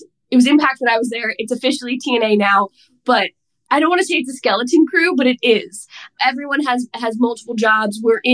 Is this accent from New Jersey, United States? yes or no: yes; New Jersey, United States; I'm from New Jersey